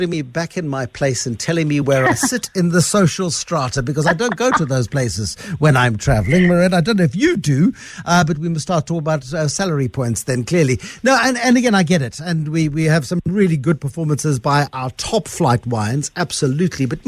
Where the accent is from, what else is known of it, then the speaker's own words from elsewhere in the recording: South Africa; as a South African